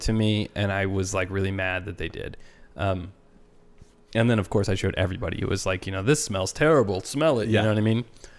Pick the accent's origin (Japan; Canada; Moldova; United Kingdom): United Kingdom; I'm super British, so I'm like, oh, disease, bye.